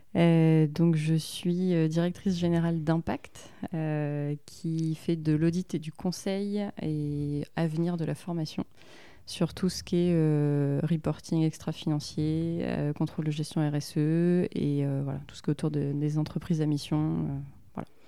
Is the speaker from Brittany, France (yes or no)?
yes; Rennes, Brittany, France; also born or lived in Finistère; je suis née à Rennes. j'ai vécu un peu dans le Finistère et je suis revenue à Rennes après pour les études. Donc, effectivement, famille, famille bretonne